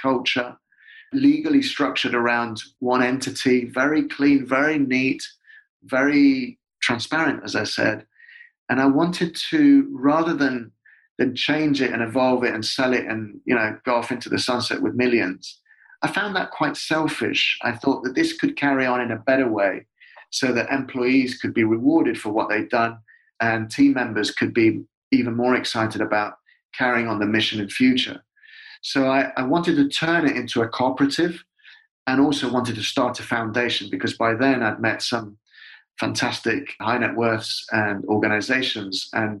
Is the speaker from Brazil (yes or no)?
no; United Kingdom; as a person who'd come from, who has a dual nationality. Well, I'm just British, but has it culturally from two different places, who passionately loves the UK and Britain